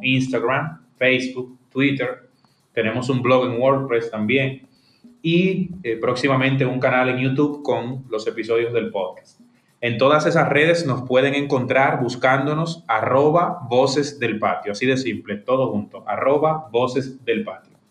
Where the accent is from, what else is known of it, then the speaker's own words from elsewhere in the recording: Dominican Republic; soy un dominicano